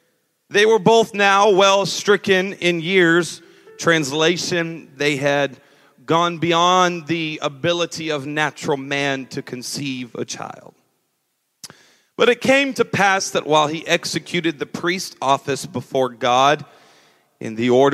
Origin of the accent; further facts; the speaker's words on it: California, United States; moved away; It may not sound like it anymore, but I was raised right here in SoCal. I realize I have a little bit of a twang now, but that is because I have moved away since about 6 years ago.